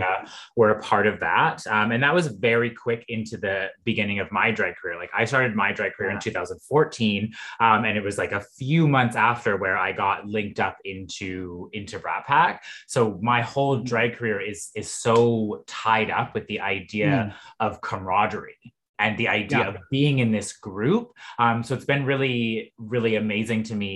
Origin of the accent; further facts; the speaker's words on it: Vancouver, British Columbia, Canada; I am from Vancouver